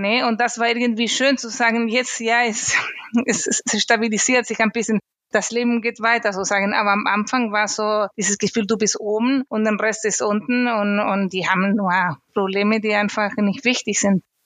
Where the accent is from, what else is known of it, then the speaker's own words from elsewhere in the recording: Chile; German is a second language; moved away as an adult; now in Germany; Ich komme ursprünglich aus Chile